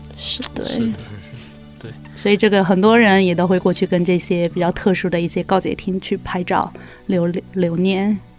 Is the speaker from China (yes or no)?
yes; China; moved away; 我们俩还属于中国人，然后，而且刚从， 刚从中国大陆过来不久